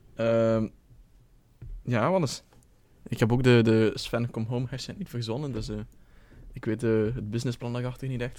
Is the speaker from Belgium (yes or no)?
yes; Belgium; moved away as an adult; als trotse Belg